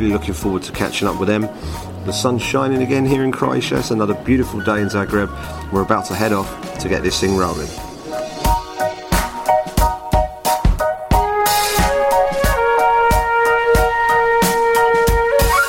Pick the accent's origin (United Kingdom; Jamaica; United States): United Kingdom; London; accent: London; the London accent, sort of similar to mine